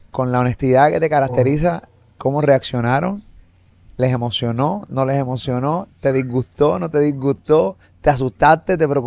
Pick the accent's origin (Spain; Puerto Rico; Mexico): Puerto Rico; y soy puertorriqueño y toda la cosa